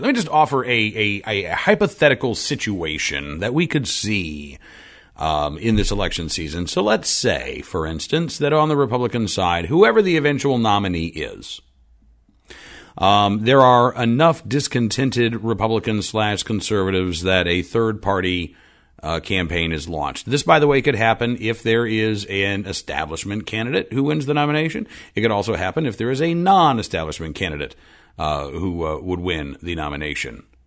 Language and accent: English; Oklahoma City, Oklahoma, United States; moved away; I grew up in Oklahoma City